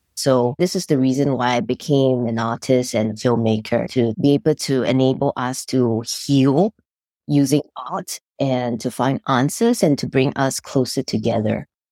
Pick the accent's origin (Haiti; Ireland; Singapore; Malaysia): Singapore; moved away as an adult; now in United States; I grew up in Singapore, and I came to the United States fifteen years ago